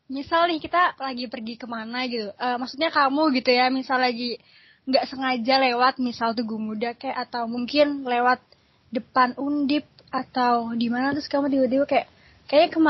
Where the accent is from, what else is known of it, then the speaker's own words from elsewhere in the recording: Semarang, Central Java, Indonesia; aku tuh bukan asli Semarang tapi aku dibesarin di Semarang dan Semarang tuh bener-bener sangat berkesan buat aku